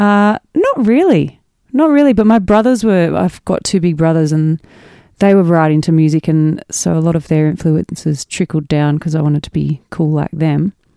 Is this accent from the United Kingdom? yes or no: no; mid-north coast of New South Wales, Australia; also born or lived in Frankston / Nabiac; I grew up on the mid-north coast of New South Wales